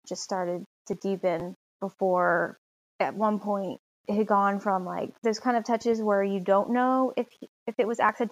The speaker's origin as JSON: {"language": "English", "town": "Charlotte", "region": "North Carolina", "country": "United States", "tie": "born or raised there", "said": "I was born and raised in Charlotte, North Carolina"}